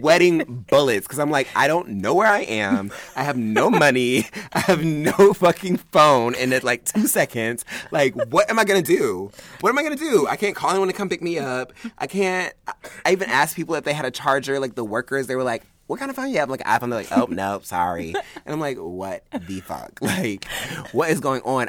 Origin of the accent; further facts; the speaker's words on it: Augusta, United States; moved away; Augusta, which is what I consider my hometown. It's not where I was born, but that's where I grew up.